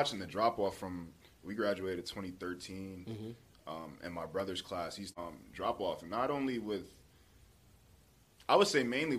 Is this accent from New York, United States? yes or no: yes; Utica, New York, United States; born or raised there